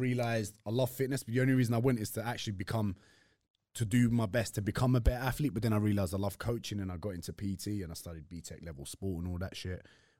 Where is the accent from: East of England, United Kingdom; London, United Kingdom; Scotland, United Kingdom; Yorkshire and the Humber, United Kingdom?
London, United Kingdom; I was just raised in East London, East and North London